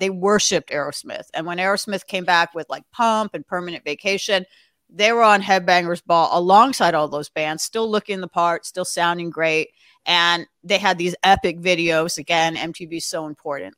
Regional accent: Los Angeles, California, United States; I grew up in Los Angeles

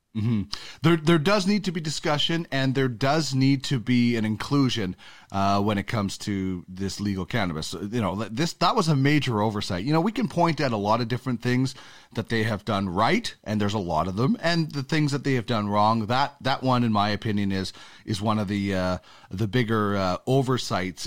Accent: Canada; I'm a Canadian

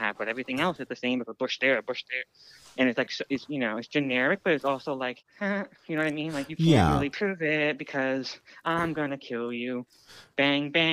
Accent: New Jersey, United States; I'm from Jersey

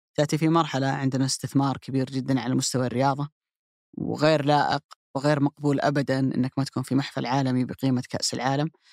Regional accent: Saudi Arabia; كلنا كسعوديين

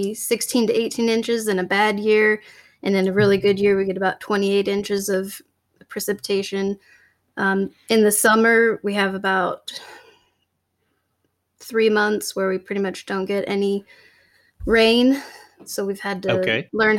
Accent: Washington, United States; We're both born and raised in Washington.

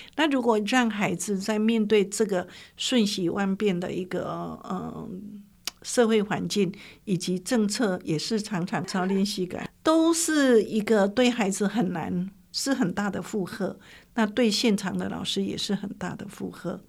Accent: Yilan County, Taiwan; 我就在乡下，在宜兰长大

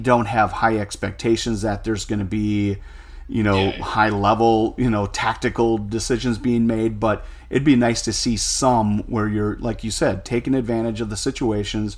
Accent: United States; as an American

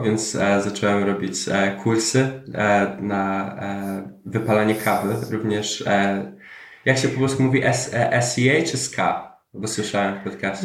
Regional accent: Ireland; moved away as an adult; also born or lived in Poland; now in Germany; dorastałem w Irlandii. Um od 10 roku życia

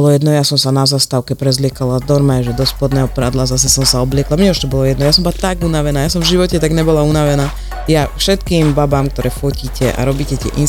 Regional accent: Slovakia

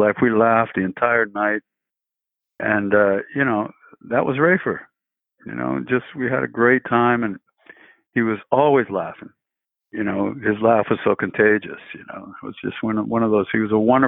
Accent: Alameda, California, United States; I grew up in Alameda

